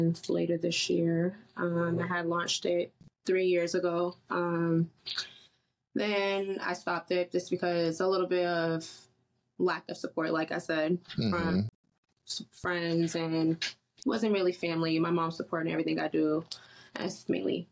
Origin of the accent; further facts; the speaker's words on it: Boston, Massachusetts, United States; from Boston, Mass. I originally grew up in Mattapan, Hyde Park.